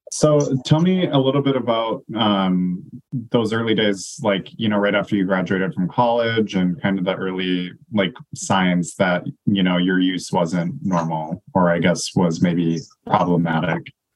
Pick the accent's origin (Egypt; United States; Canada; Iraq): United States; North Dakota; now in Minnesota, United States; I'm from North Dakota